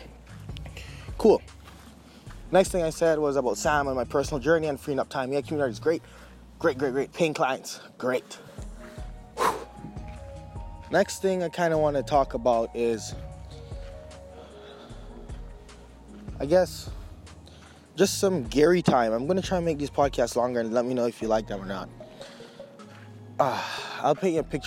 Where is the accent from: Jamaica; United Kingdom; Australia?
Jamaica; moved away; also born or lived in Surrey, British Columbia; I grew up with in Jamaica